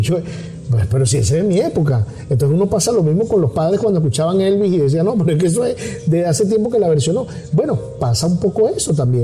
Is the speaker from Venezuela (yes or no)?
yes; Venezuela; moved away as an adult; yo crecí en un país, yo me fui de Venezuela a los 45, 44 años, me fui, o sea, son prácticamente, te puedo decir, más de la mitad de mi vida la viví en Venezuela